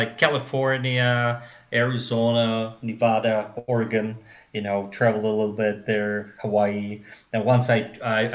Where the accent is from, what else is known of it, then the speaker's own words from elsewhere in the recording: Russia; English is a second language; moved away as an adult; also born or lived in Taiwan / China / United States; now in Moscow, Russia; I'm from Russia